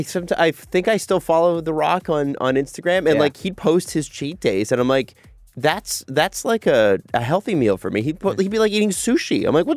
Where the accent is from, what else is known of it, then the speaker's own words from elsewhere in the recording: Toronto, Ontario, Canada; I grew up in Scarborough, right at Port Union and Lawrence area